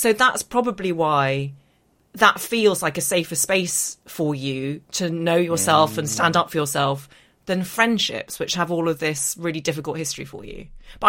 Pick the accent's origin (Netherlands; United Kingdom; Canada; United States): United Kingdom; Northern Ireland; accent: English; I have an English accent. I was growing up in Northern Ireland, went to secondary school in Belfast, didn't fit